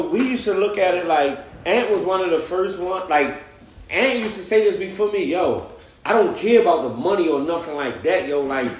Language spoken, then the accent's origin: English; Baltimore, Maryland, United States; also born or lived in Atlanta; So if I'm coming from West Baltimore